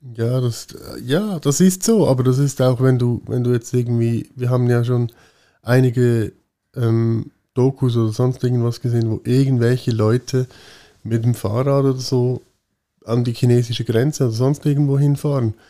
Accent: Switzerland; bei uns in der Schweiz

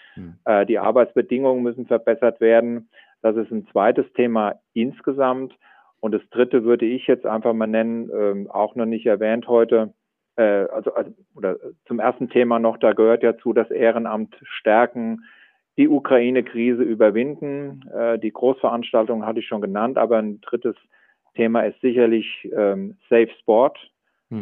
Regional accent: Germany; wir als Deutsche

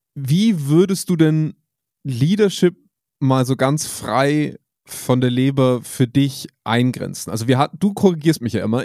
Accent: Germany; bei uns in Deutschland

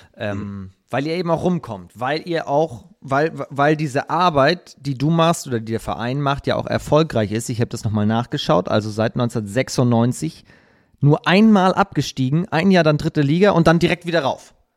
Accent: Hamburg, Germany; ich als Hamburger

